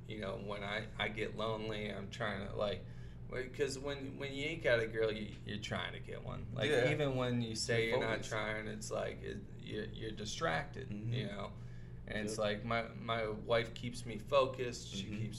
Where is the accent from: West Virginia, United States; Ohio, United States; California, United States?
Ohio, United States; Toledo; now in Los Angeles, United States; So I'm from Toledo, Ohio